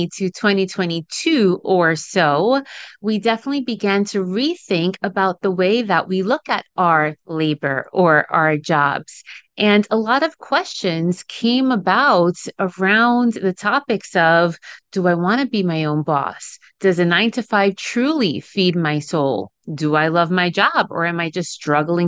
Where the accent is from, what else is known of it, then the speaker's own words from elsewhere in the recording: New York City area, United States; first language Spanish; English is a second language; I am first generation Dominican American, which means that my parents came to the United States around the New York City area when they were in their early 20s and then had me after they arrived here to the States. We learned English together around the time that I was 5 or 6